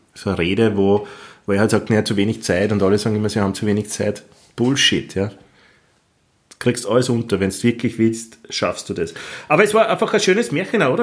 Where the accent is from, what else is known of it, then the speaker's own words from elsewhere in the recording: Austria; bin ich in dem Land Österreich geboren und ein Kind der 80er Jahre